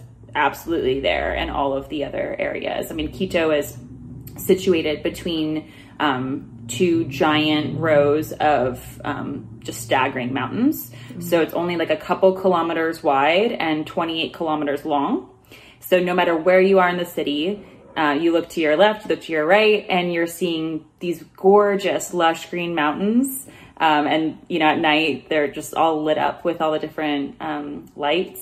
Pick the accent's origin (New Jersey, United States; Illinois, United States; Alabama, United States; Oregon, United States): Oregon, United States; Portland; moved away as an adult; also born or lived in Ecuador / Chile; I'm from Portland, Oregon, which has become more well known since I was born